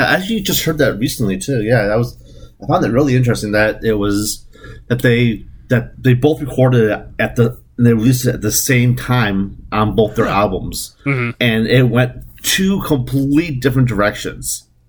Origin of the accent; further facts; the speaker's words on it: the South, United States; I'm from the South. So to me, it felt right because that's all I know.